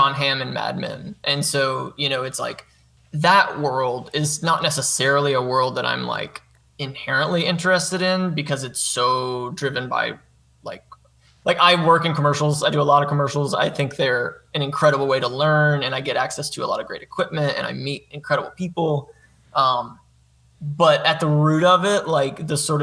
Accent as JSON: {"language": "English", "town": "Guntersville", "region": "Alabama", "country": "United States", "tie": "born or raised there", "moved": "yes", "said": "growing up in Gunnersville, I was kind of the kid that was interested in film and video"}